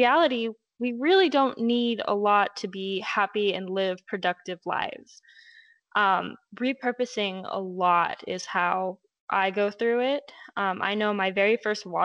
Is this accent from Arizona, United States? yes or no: yes; Lake Havasu City, Arizona, United States; I'm from Havasu, which is in Arizona